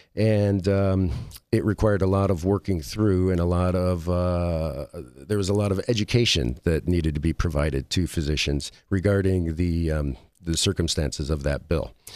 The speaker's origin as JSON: {"language": "English", "region": "Midwest", "country": "United States", "tie": "born or raised there", "moved": "as an adult", "lives_now": "Las Vegas, United States", "said": "grew up in the Midwest"}